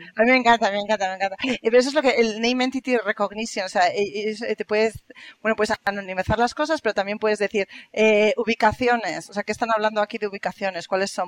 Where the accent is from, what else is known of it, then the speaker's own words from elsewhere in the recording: Spain; accent: Spanish; now in Germany; yo tengo mi acento, yo digo hello y todo el mundo me dice, ah, eres española